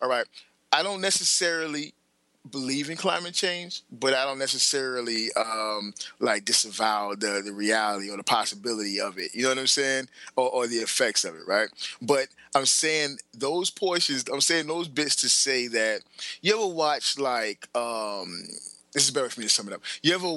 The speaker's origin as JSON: {"language": "English", "region": "the South", "country": "United States", "said": "I'm from the South"}